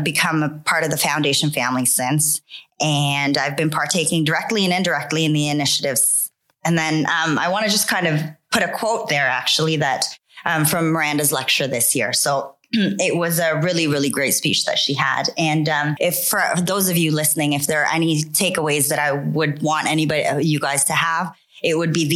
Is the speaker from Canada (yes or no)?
yes; Canada; moved away as an adult; also born or lived in Philippines; now in London, United Kingdom; We moved to Canada and have spent most of my life there